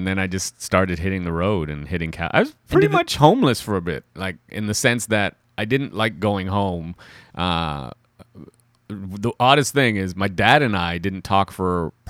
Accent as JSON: {"language": "English", "country": "Trinidad & Tobago", "said": "Hey, I'm from Trinidad and Tobago."}